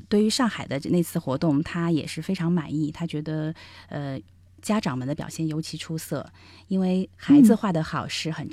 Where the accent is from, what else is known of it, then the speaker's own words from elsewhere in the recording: China; 是是，我我我想象中的我们中国人或者东方人会腼腆一